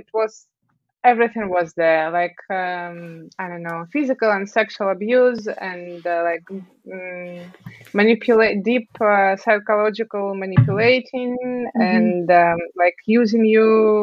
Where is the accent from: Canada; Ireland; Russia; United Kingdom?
Russia; Tomsk, Tomsk Oblast; English is a second language; moved away as an adult; also born or lived in Moscow, Russia; I grew up in Tomsk, and I entered the university there and studied for 2 years and a half or something